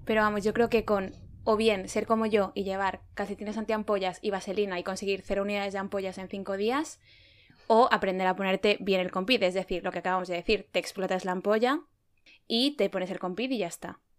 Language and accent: Spanish; Spain; also born or lived in Madrid